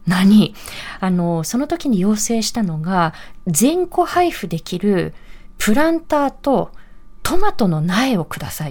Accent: Kanagawa, Japan; 私自身自身は神奈川県の出身

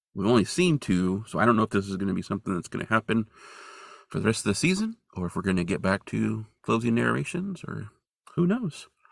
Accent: Hamburg, California, United States; moved away; also born or lived in Bozeman, Montana; my hometown of Hamburg, California

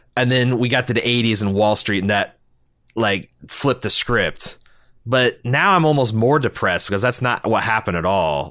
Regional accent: United States; we Americans are fucking proud

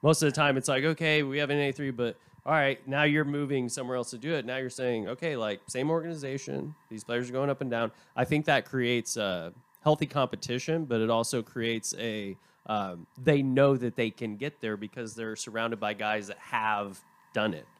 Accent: Tulsa, Oklahoma, United States; now in Shreveport, United States; I'm from Tulsa originally

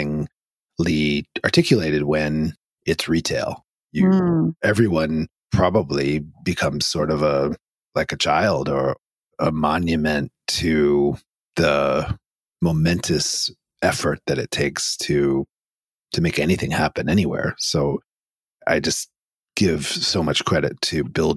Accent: East Coast, United States; I grew up on the East Coast

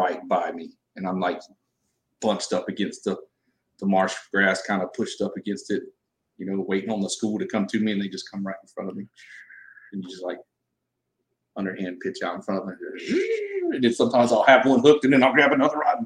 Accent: Southeast Georgia, United States; moved away as an adult; now in Victoria, United States; I'm originally from Southeast Georgia. Grew up in the low country over there

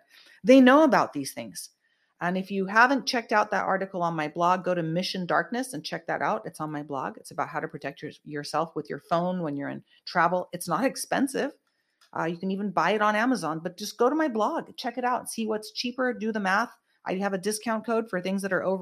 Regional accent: Bay Area, Northern California, United States; moved away as an adult; now in Los Angeles, United States; I grew up in the Bay Area

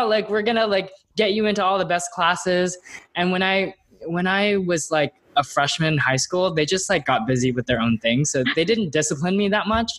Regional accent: Plano, Texas, United States; I grew up in Dallas, Texas, specifically the suburb of Plano, Texas

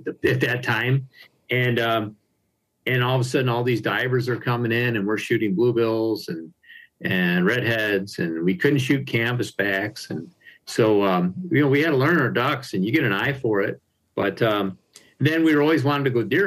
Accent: Harrison Township, Michigan, United States; also born or lived in Upper Peninsula, Michigan; growing up in Harrison Township, in Macomb County here

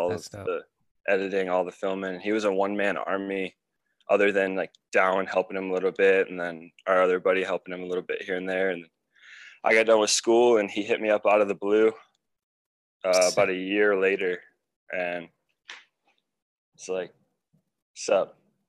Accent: Merrill, Michigan, United States; Merrill, Michigan. Dude, I'm actually fucking wearing my grandpa's shirt right now from that town.

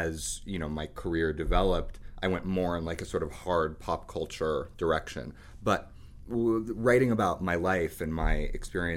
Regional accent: New York City, New York, United States; I had a very colorful run as a teenager growing up in New York City

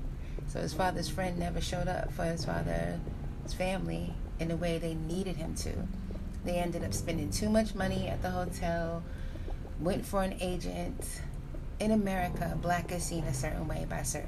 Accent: New York City, New York, United States; I was born in New York City. I was living in New York City in the time of the late 80s

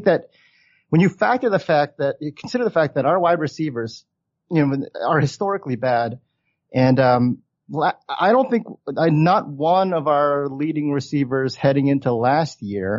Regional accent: Baltimore, Maryland, United States; So I was born in Baltimore County, or technically born in the city. My father moved, my parents moved from Korea in 67. I was born in 73, youngest of three boys.

